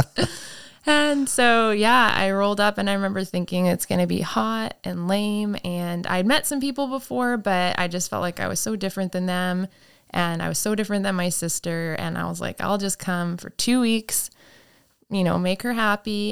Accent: Saskatchewan, Canada; I grew up in Saskatchewan, Canada

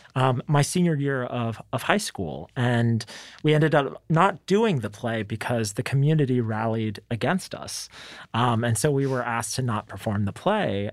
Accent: Dallas, Texas, United States; I'm from Dallas, and, you know, this is the place that raised us

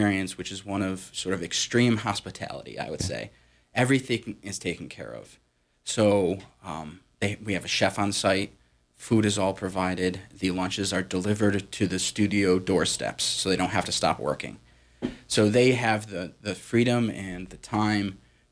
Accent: Massachusetts, United States; moved away as an adult; also born or lived in upstate New York; I grew up in Massachusetts

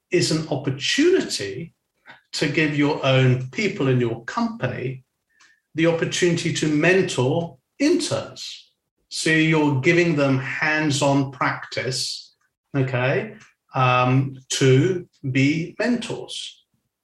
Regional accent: Weybridge, South East England, United Kingdom; moved away; also born or lived in China / Singapore / Switzerland; I'm from Weybridge.

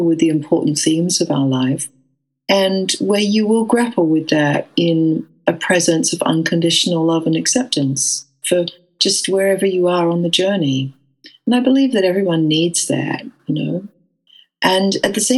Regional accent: Western Australia, Australia; moved away as an adult; also born or lived in England; although I grew up in Western Australia, I left to go to England when I was 20 years old.

